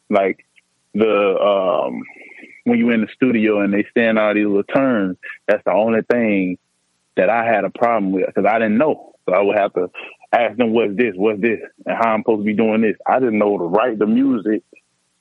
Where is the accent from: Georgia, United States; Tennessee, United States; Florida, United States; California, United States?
Georgia, United States; Columbus; I'm from Elizabeth County Apartments in Columbus, Georgia